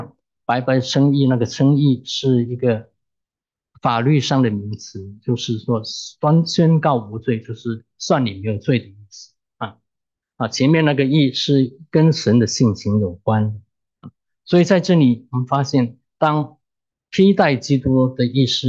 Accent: China; 可能中国人我们中国人在造字的时候。可能对认识神还是有些概念

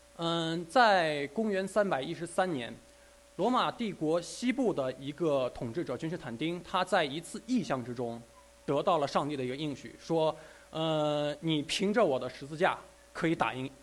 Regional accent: China; 我们中国人

